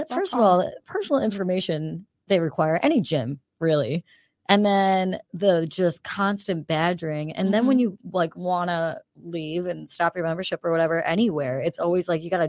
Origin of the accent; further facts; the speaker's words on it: Queensbury, New York, United States; I'm from Queensbury, which is like right near there.